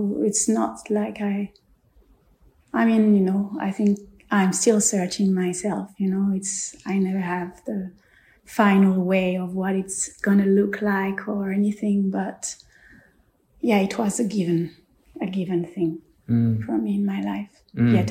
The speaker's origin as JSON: {"language": "English", "country": "France", "tie": "born or raised there", "said": "I grew up in France on a spiritual retreat"}